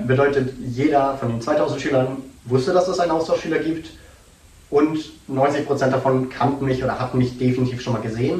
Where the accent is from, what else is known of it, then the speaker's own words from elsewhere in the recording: Dresden, Saxony, Germany; also born or lived in North Carolina, United States; ich komme aus Dresden